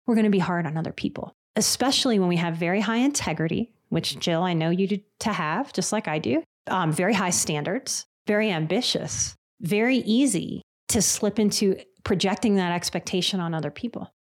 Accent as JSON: {"language": "English", "town": "New Orleans", "region": "Louisiana", "country": "United States", "tie": "born or raised there", "said": "I'm from New Orleans"}